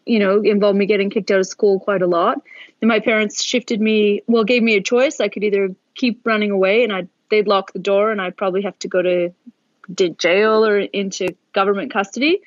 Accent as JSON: {"language": "English", "town": "Oakville", "region": "Ontario", "country": "Canada", "tie": "born or raised there", "also_born_or_lived": "Toronto", "moved": "yes", "lives_now": "Australia"}